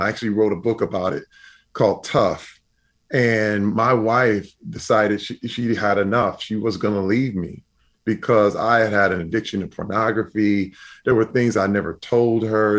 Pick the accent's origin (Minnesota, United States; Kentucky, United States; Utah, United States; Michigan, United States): Michigan, United States; Flint; I grew up in Flint, Michigan